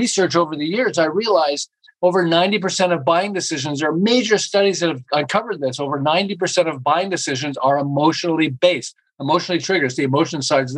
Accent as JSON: {"language": "English", "town": "Montreal", "region": "Quebec", "country": "Canada", "moved": "as an adult", "lives_now": "Southern California, United States", "said": "I'm originally from Montreal and I ran an advertising agency in Montreal"}